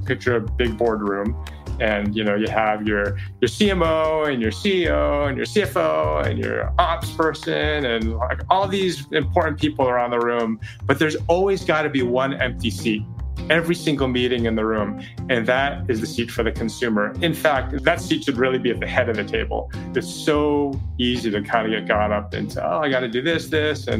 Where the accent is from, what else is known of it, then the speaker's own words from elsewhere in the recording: Boston, Massachusetts, United States; I grew up in Boston